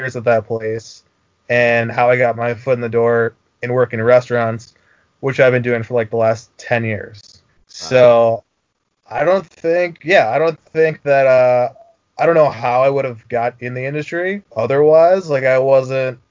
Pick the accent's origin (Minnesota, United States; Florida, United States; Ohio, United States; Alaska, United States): Minnesota, United States; now in Chicago, United States; my time growing up in Minnesota